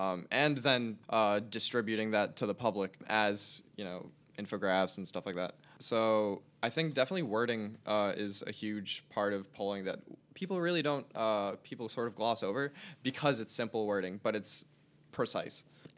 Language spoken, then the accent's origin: English; Elizabeth, New Jersey, United States; So I'm originally from Elizabeth, New Jersey. It's right next to Newark Airport.